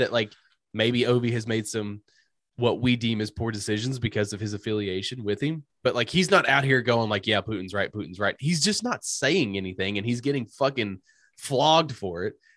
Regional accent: United States; as an American citizen

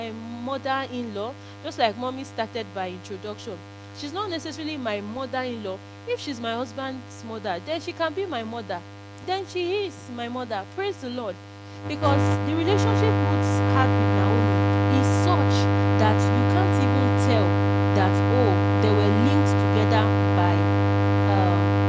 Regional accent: Nigeria; I'll use experience of being a Nigerian

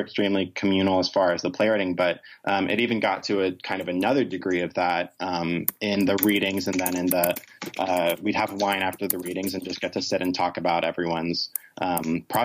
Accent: Rome, Georgia, United States; I'm originally from Rome, Georgia, which is not exactly a LGBT haven of the world

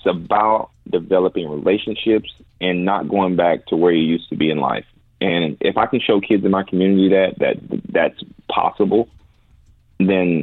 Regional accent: Madison, Florida, United States; I'm a kid from Madison, Florida, one of the poorest towns in Florida

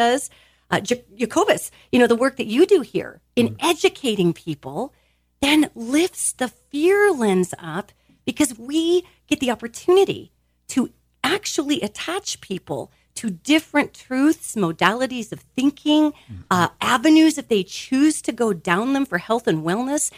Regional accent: United States; I was raised in America, so I'll speak here about being American

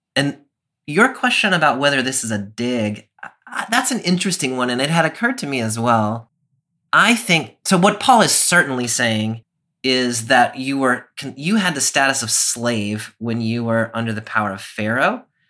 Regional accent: United States; as an American Christian

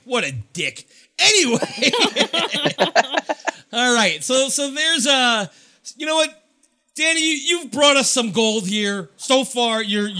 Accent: New York, United States

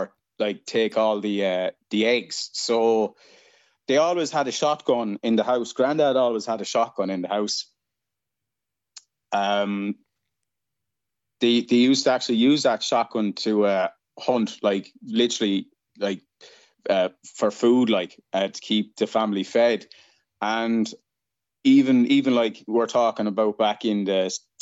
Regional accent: Kilkenny, Leinster, Ireland; moved away as an adult; now in Perth, Australia; I'm Irish. I'm from Ireland. I'm from a place called Kilkenny in the southeast of the country

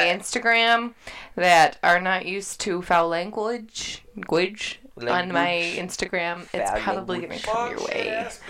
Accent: outside Baltimore, Maryland, United States; now in Texas, United States; Baltimore. That's where I'm from. Baltimore. Well, I was outside of Baltimore.

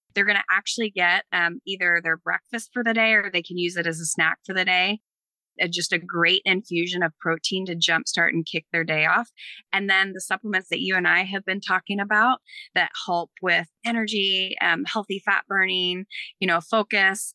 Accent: East Coast, United States; I'm from the East Coast. I say it funny.

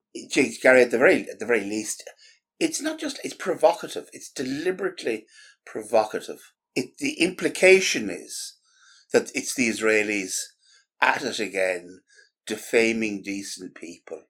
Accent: Ireland; an Irish Catholic

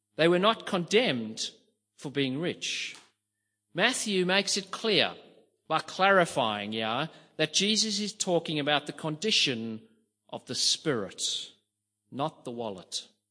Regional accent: South Africa; growing up in South Africa, poverty was in my face every single

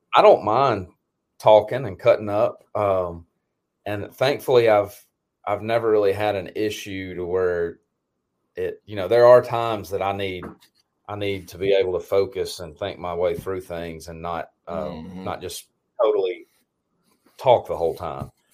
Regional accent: Tennessee, United States; also born or lived in Mississippi; I'm from Tennessee, but I have I have very close ties to Mississippi

